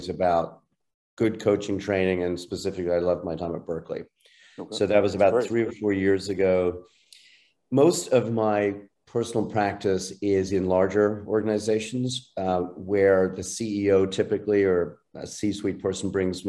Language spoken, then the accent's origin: English; Ireland; now in United States; I'm an Irish citizen originally, a longtime U.S. citizen, proud of both